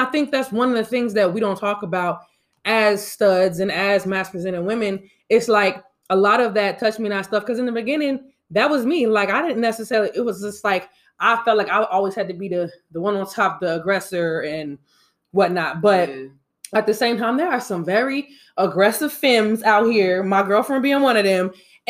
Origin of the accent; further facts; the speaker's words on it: Atlanta, Georgia, United States; I'm from here. I'm from Atlanta, nigga.